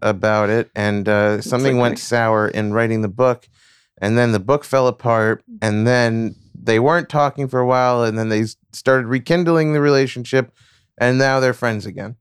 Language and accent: English; New York City, New York, United States; moved away; also born or lived in Long Beach, Long Island; where I was born and spent my formative years in Flushing Meadows, New York